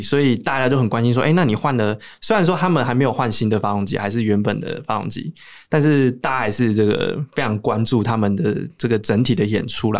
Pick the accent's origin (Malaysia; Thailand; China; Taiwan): Taiwan; 我们台湾来的